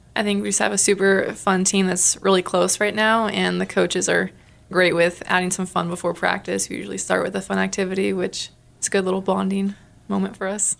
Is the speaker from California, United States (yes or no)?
yes; Riverside, California, United States; moved away as an adult; now in Missoula, United States; I'm from Riverside, California